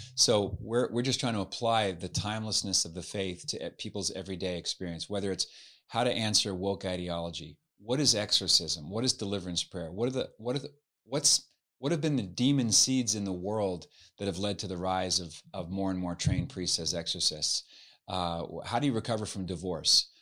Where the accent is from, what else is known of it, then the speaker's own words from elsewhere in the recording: Halifax, Nova Scotia, Canada; now in United States; I was, uh, born and raised in Halifax, Nova Scotia on the East Coast